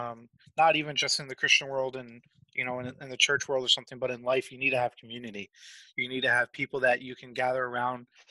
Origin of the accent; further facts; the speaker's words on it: Massachusetts, United States; now in Springfield, United States; I am originally from Massachusetts